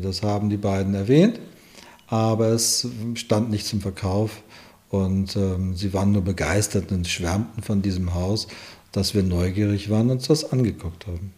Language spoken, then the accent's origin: German; Malente, Schleswig-Holstein, Germany; moved away as an adult; also born or lived in Hamburg / Lübeck; now in Schönhof, Germany; die Wurzeln in Schleswig-Holstein, in Malente, die Gegend